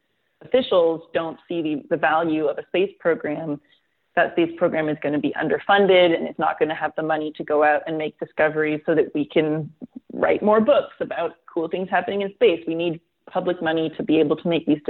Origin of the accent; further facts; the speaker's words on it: Canada; I'm Canadian. I live in Canada